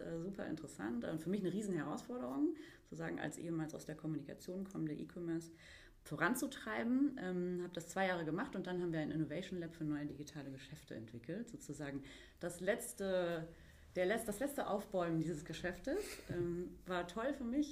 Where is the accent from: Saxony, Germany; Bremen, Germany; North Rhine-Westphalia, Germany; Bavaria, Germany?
North Rhine-Westphalia, Germany; Mülheim an der Ruhr; moved away as an adult; also born or lived in Gütersloh; now in Berlin, Germany; ich äh, stamme gebürtig aus Mülheim an der Ruhr